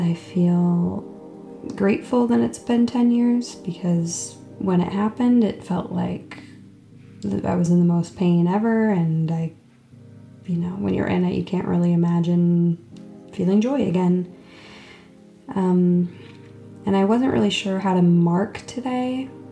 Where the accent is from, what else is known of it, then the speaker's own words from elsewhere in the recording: Phoenix, Arizona, United States; I'm from Phoenix, Arizona. I had a two-parent household and a brother